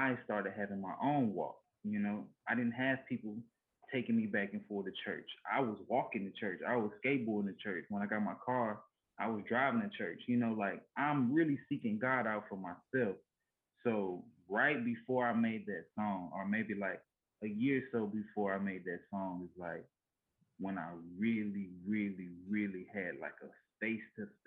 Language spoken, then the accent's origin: English; Louisiana, United States; I'm from Louisiana, we ain't never seen about it. I'm in the country, right? We got horses, cows, everything